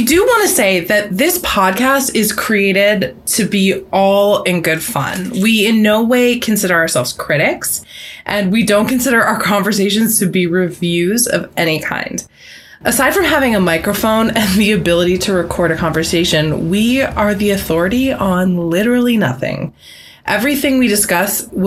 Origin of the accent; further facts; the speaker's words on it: Cambridge, Massachusetts, United States; I grew up in Boston. Well, I grew up in Cambridge